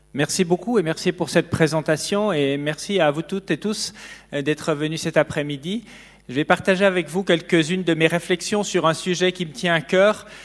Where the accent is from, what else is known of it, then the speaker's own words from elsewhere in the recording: near Neuchâtel, Switzerland; j'ai grandi près de Neuchâtel